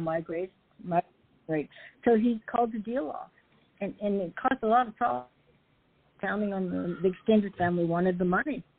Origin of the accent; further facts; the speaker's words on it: Alaska, United States; also born or lived in Los Angeles; now in Seattle, United States; I grew up in Alaska.